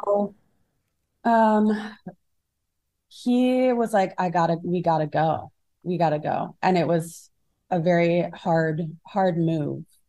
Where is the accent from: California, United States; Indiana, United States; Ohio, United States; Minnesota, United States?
Minnesota, United States; moved away as an adult; also born or lived in Rhode Island / New York / San Francisco; now in Los Angeles, United States; I grew up in Minnesota